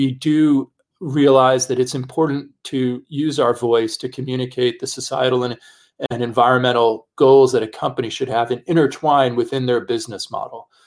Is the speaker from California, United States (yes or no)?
no; New York City, New York, United States; I'm a kid from the Bronx